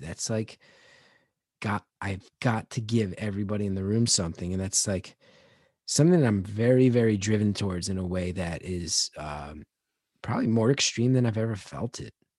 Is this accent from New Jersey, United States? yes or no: yes; New Jersey, United States; growing up in Jersey